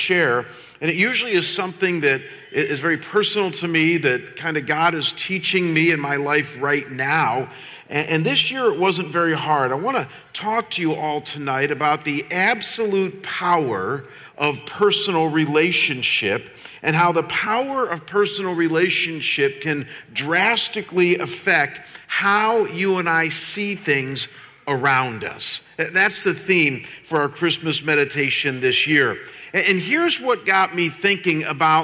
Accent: Chagrin Falls, Ohio, United States; I grew up in a small town outside of Cleveland, Ohio, called Chagrin Falls

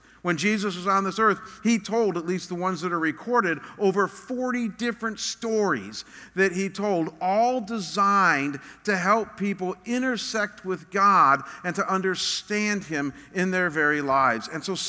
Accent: Chagrin Falls, Ohio, United States; moved away as an adult; also born or lived in Chicago, Illinois / Detroit, Michigan; now in Scottsdale, United States; I was born in one of the most beautiful, quintessential New England-style towns that you can find. It was very small. In fact, the town that I grew up in, the entire town, is smaller

